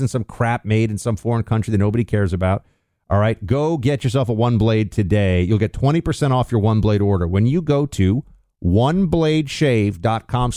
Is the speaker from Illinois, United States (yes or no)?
no; New York, United States; my hometown of New York